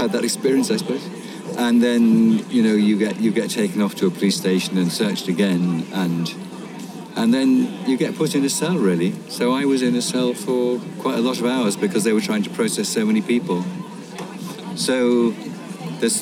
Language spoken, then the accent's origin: English; Bath, South West England, United Kingdom; I'm 69, and I'm retired, and I'm from Bath